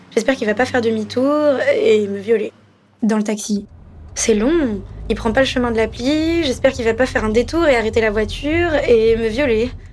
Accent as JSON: {"language": "French", "town": "Paris", "region": "Île-de-France", "country": "France", "tie": "born or raised there", "said": "j'ai grandi à Paris, j'ai pris le métro très tôt"}